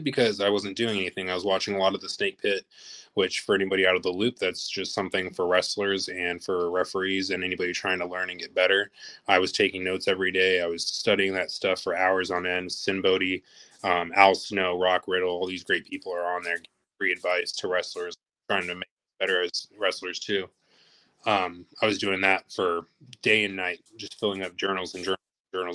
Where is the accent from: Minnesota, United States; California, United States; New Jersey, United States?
California, United States; Los Angeles; moved away; I'm originally from Los Angeles, California.